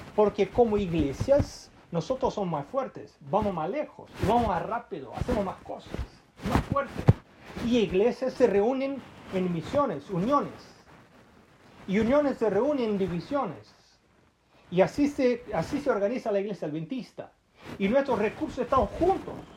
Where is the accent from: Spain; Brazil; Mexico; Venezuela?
Brazil; yo soy brasileño